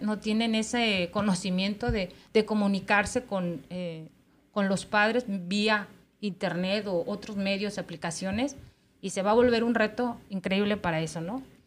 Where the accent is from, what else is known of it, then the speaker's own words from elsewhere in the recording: Mexico; now in United States; Acá en Estados Unidos, sobre todo en la gente que somos eh, mexicanos y tenemos nuestros hijos